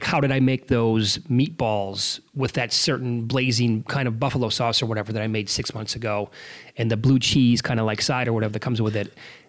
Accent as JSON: {"language": "English", "region": "Midwest", "country": "United States", "tie": "born or raised there", "said": "I grew up in the Midwest, so I went like fishing all the time."}